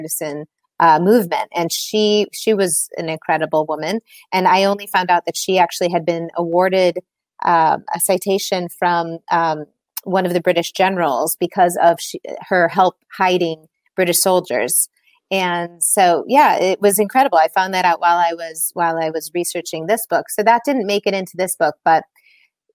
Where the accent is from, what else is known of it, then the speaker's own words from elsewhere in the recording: Illinois, United States; moved away as an adult; also born or lived in Milan, Italy; now in London, United Kingdom; I grew up in Illinois